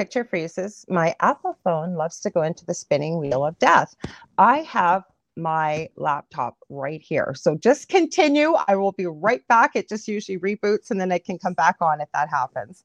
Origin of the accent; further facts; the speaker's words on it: Canada; I'm a Canadian clairvoyant medium